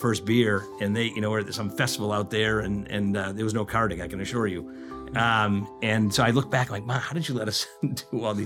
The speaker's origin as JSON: {"language": "English", "town": "Danvers", "region": "Massachusetts", "country": "United States", "tie": "born or raised there", "moved": "yes", "lives_now": "Chicago, United States", "said": "I grew up in the Boston area, just north of the city, Danvers, which nobody ever knows"}